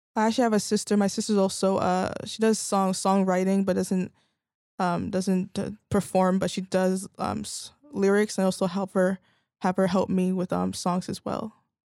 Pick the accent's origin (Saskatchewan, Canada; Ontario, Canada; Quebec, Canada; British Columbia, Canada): Ontario, Canada; Vaughan; I actually grew up in Vaughan